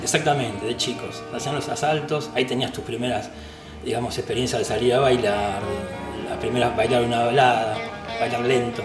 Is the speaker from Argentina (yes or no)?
yes; Pablo Podestá, Buenos Aires Province, Argentina; yo nací me crié en Pablo Podestá, partido 3 de febrero